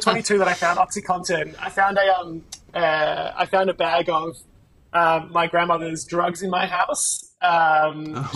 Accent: Melbourne, Victoria, Australia; I am from Melbourne, Australia

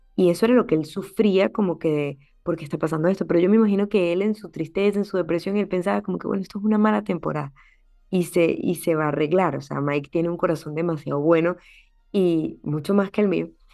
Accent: Venezuela; now in United States; Soy venezolana, soy médico

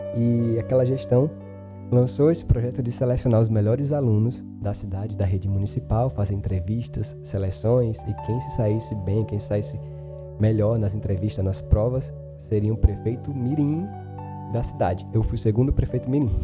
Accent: Delmiro Gouveia, Alagoas, Brazil; also born or lived in Paulo Afonso, Bahia; Eu cresci acreditando que eu tinha nascido aqui

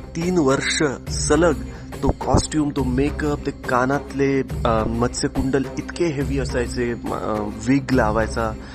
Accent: Parbhani, Maharashtra, India; मराठवाड्यात मी लहानाचा मोठा झालो आहे परभणीमध्ये

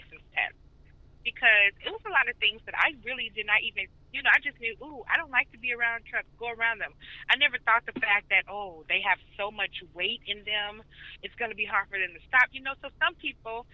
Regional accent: Chicago, Illinois, United States; now in Georgia, United States; I'm from Chicago

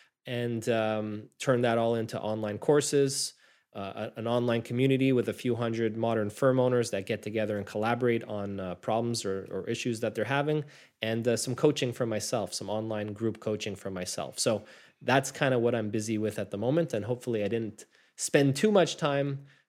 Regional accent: Montreal, Quebec, Canada; And I was born and raised here in Montreal, Canada

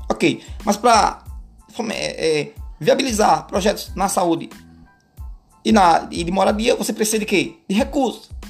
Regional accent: Alagoas, Brazil; moved away as an adult; Na verdade, eu venho do interior de Alagoas, né? Mais precisamente ali Garci. É quase que um sertão. Mas é um interiorzinho legal.

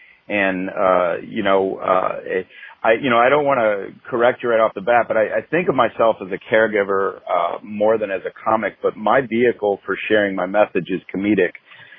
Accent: California, United States; born there; also born or lived in 13 states; I'm a child of nowhere. I was born in California, lived in 13 states before I was 13 years old.

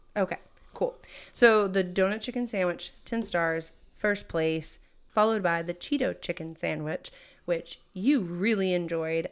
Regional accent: Texas, United States; as like a Texan.

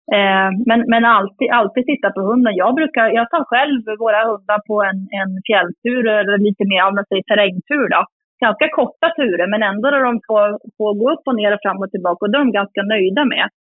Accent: Sweden; now in Jämtland, Sweden; jag är uppvuxen i, i Uppland och Sörmland

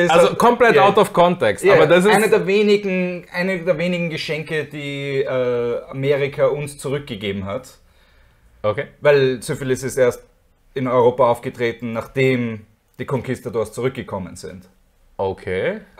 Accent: Austria; Als Österreicher habe ich es gern, wenn ich mehr Wasser

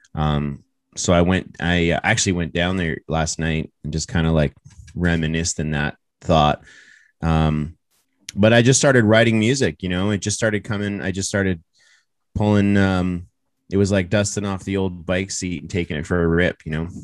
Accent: Toronto, Ontario, Canada; I'm proud to be from Toronto

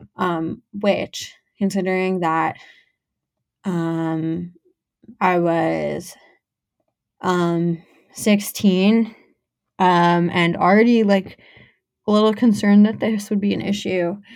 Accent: Teaneck, New Jersey, United States; I'm from Teaneck

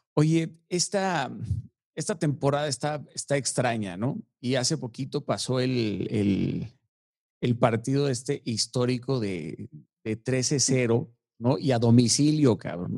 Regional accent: Tlalnepantla de Baz, State of Mexico, Mexico; yo crecí en Tlanepantla

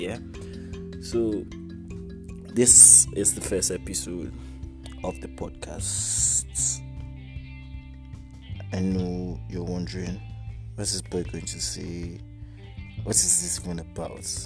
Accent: Jos, Plateau, Nigeria; also born or lived in Abuja; I am from Jos Plateau State, from Jos South. Precisely, I am Birom

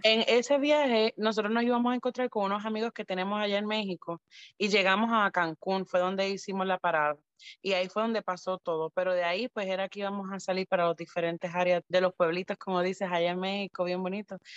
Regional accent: Puerto Rico; nosotras no somos americanas, somos puertorriqueñas

